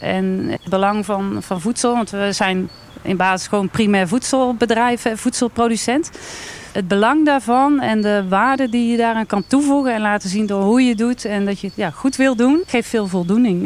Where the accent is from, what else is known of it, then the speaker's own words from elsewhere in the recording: Wijk en Aalburg, North Brabant, Netherlands; Ik kom uit Wijk en Aalburg, gemeente Altena.